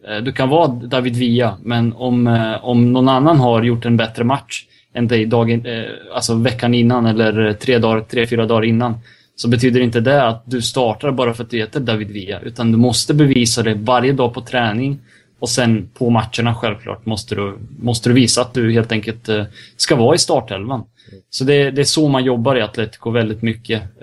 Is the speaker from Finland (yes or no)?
no; Serbia; jag är serb också